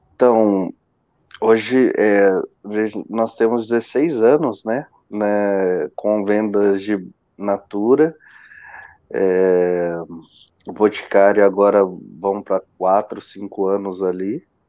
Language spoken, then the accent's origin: Portuguese; Marília, São Paulo, Brazil; now in Joinville, Brazil; eu sou natural de Marília, né? Marília, São Paulo. Hoje eu resido em Joinville, Santa Catarina